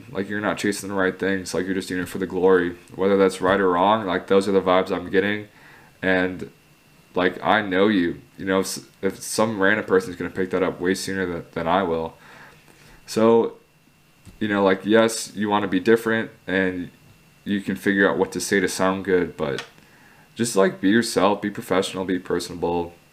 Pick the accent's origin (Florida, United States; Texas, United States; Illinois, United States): Illinois, United States; Chicago; I'm from Chicago